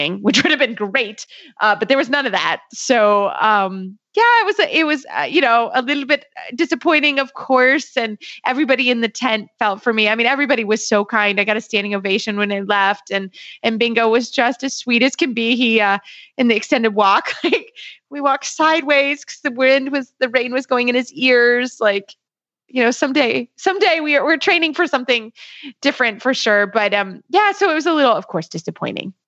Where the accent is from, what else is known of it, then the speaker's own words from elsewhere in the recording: Kentucky, United States; I'm from Kentucky